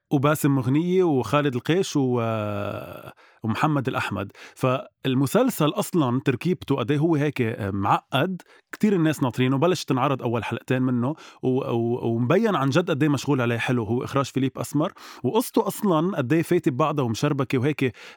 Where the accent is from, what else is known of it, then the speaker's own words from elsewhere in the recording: Lebanon; نحن كلبنانية